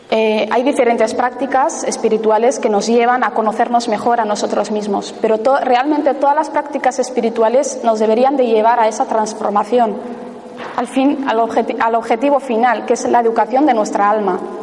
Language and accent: Spanish; Ibar, Basque Country, Spain; mi pueblo, a Ibar